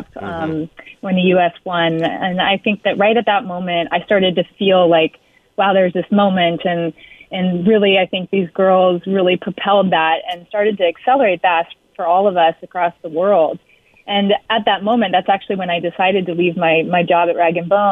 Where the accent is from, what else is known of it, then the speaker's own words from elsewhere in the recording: Alaska, United States; I grew up here in Alaska